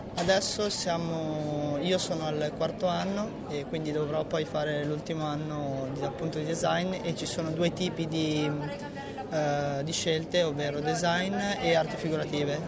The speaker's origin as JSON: {"language": "Italian", "town": "Valenza", "region": "Piedmont", "country": "Italy", "said": "Di Valenza, provincia di Alessandria. Piemonte."}